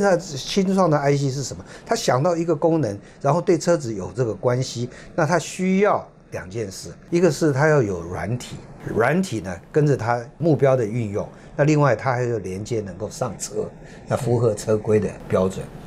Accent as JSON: {"language": "Chinese", "country": "Taiwan", "said": "然后我们台湾人。赚的利润是有多少？"}